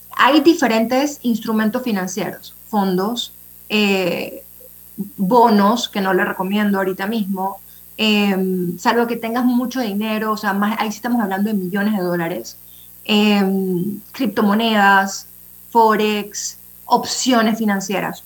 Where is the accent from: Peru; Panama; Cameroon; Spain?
Panama; como panameños